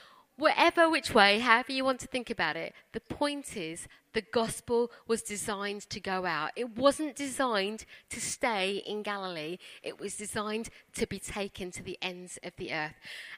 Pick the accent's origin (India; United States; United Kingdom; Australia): India; born there; I was born in India. I don't feel God calling me to India.